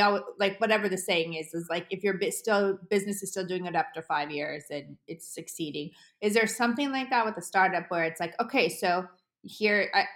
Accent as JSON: {"language": "English", "region": "Colorado", "country": "United States", "tie": "born or raised there", "said": "I grew up in Colorado for a long time"}